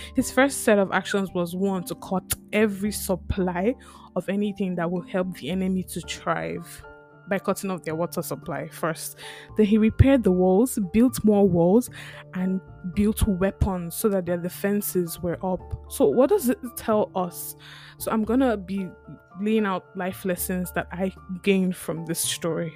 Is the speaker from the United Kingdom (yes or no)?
no; Lagos, Nigeria; now in St. John's; I grew up in Lagos